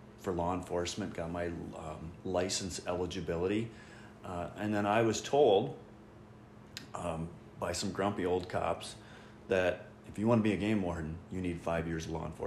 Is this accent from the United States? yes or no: yes; Belle Plaine, Minnesota, United States; I'm a local person. I grew up in Belle Plaine.